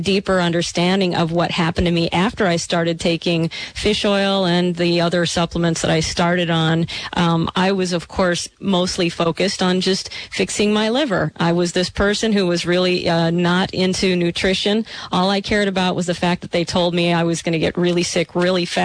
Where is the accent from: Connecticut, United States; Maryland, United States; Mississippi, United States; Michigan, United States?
Michigan, United States; growing up in Michigan